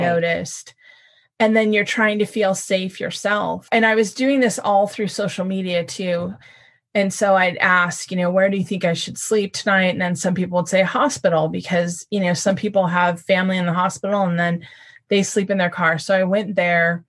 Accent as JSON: {"language": "English", "region": "California", "country": "United States", "tie": "born or raised there", "said": "Born and raised in California"}